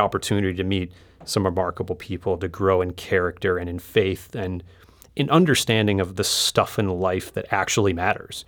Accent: United States; moved away as an adult; also born or lived in Asia / Middle East; as an American, living and working overseas for seven years, uh, in Asia and the Middle East

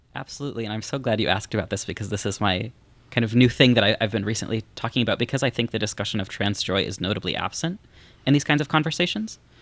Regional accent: Missouri, United States; moved away as an adult; I'm from Missouri

